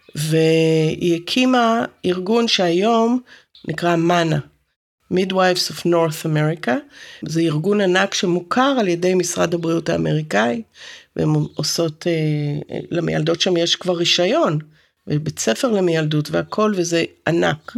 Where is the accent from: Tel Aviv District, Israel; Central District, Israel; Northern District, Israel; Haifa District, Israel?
Haifa District, Israel; Haifa; also born or lived in Santa Cruz, California; גדלתי בכרמל